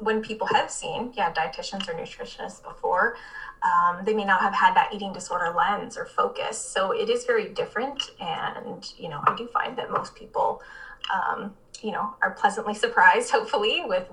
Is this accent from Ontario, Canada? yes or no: yes; Barrie, Ontario, Canada; moved away as an adult; now in Windsor, Canada; I'm actually from Barrie, so north of Toronto.